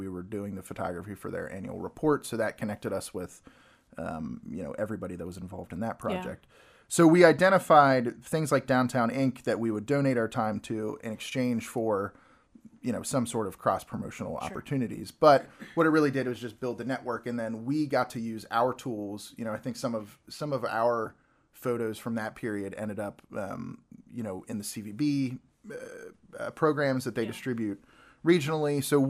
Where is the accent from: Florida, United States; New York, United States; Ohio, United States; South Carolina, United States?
South Carolina, United States; North Augusta; I was born in Augusta, Georgia. We actually lived in North Augusta, South Carolina, which is just over the border.